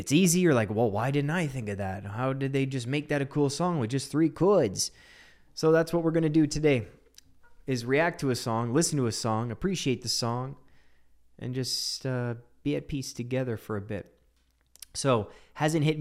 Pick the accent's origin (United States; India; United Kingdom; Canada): Canada; I'm Canadian. I'm as Canadian as they come.